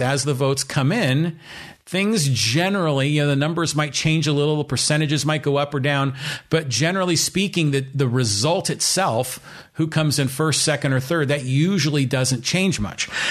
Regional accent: Poway, California, United States; my hometown in the city of Poway

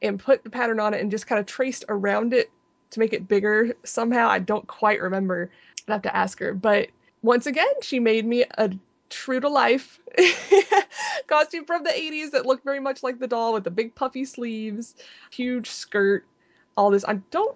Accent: Anderson, United States; I was in college in my hometown of Anderson, where I grew up

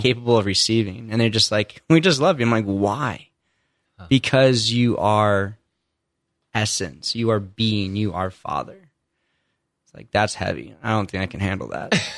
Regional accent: Indiana, United States; I grew up in Indiana, only child, mom and dad, not really faith filled

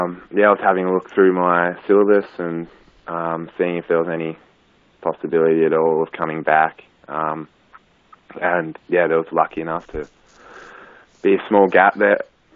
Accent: Wangaratta, Victoria, Australia; also born or lived in Melbourne; So I grew up in Wangaratta. Went to school here. So pretty much spent most of my life here.

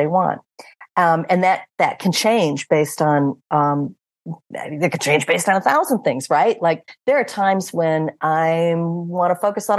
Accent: United States; moved away as an adult; now in Portugal; Four of us are from the United States

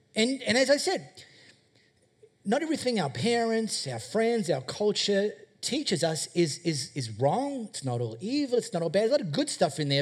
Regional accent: High Wycombe, Western Australia, Australia; I grew up in High Wycombe, just over there.

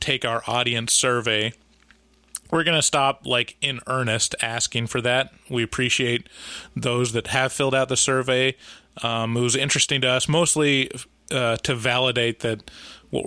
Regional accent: Portland, United States; we're from Portland

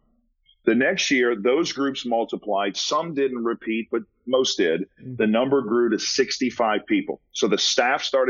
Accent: New Orleans, Louisiana, United States; moved away; I'm from New Orleans

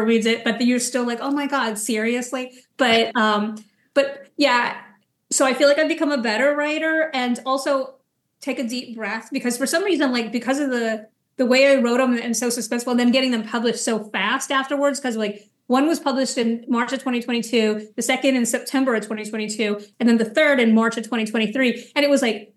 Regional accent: near Kennedy Space Center, Florida, United States; I grew up near Kennedy Space Center in Florida.

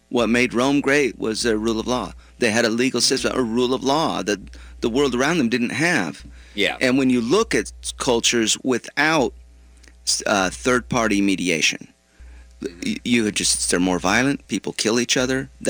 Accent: Yemen; I'm from Yemen.

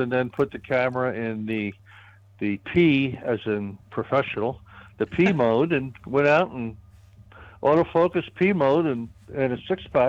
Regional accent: New York, United States; moved away; I grew up in New York

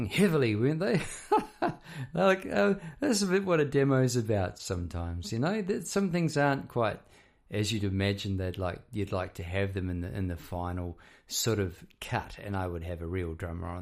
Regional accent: New Zealand; moved away as an adult; now in Melbourne, Australia; I'm actually from New Zealand, if you hadn't guessed already with the accent. I'm living in Melbourne. I've been here about 20 years.

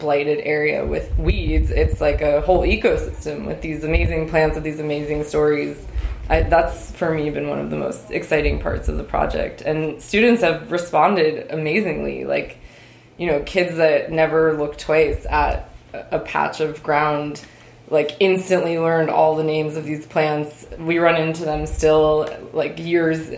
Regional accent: New York City, New York, United States; now in Philadelphia, United States; I grew up in New York City, which was a much more manicured place.

